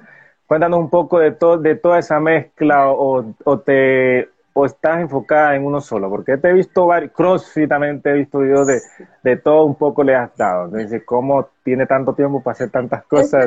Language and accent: Spanish; Colombia; en mi país Colombia